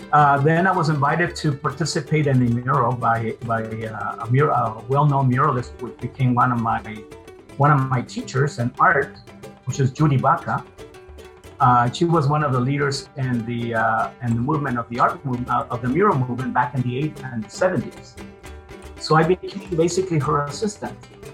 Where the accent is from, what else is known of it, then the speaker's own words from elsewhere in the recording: Mexico; moved away; Well, I'm originally from Mexico. My family immigrated to the United States in 1965.